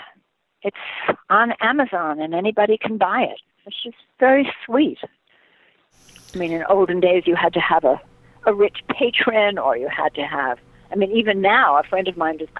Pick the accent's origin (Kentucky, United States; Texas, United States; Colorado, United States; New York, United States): New York, United States; now in Topanga, United States; I'm originally from New York